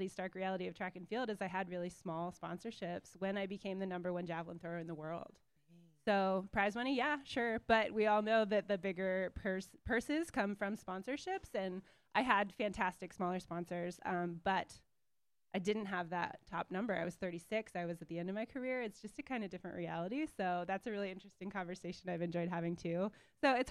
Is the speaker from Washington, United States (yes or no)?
yes; Vancouver, Washington, United States; I grew up in Vancouver, Washington.